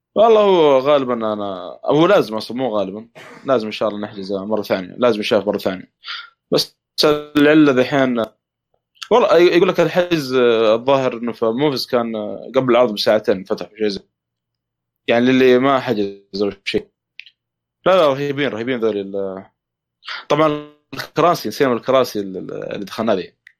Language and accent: Arabic; Saudi Arabia; عندنا في السعوديه